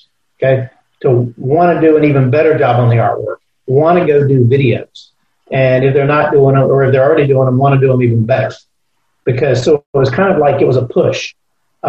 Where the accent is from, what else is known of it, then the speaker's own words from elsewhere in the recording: Tallahassee, Florida, United States; also born or lived in Atlanta / New Orleans; I grew up in Tallahassee. We moved here when I was 4 years old